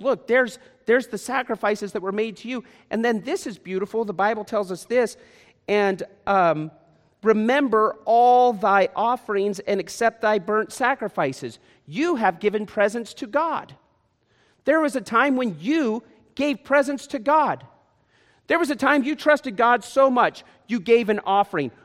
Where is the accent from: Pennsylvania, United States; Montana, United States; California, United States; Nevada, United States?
Nevada, United States; Las Vegas; Vegas is my hometown.